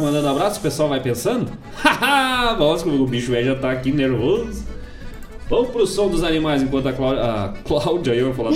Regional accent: Bom Jesus, Rio Grande do Sul, Brazil; moved away; lá de Bom Jesus, minha terra querida, os campos de cima da serra.

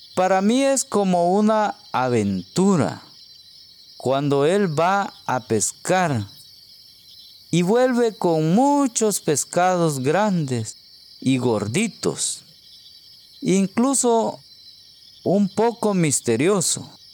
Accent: Guatemala; soy de Guatemala

